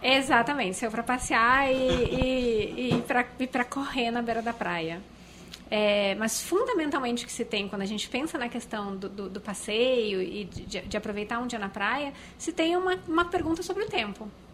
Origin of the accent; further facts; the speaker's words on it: Porto Alegre, Rio Grande do Sul, Brazil; eu nasci em Porto Alegre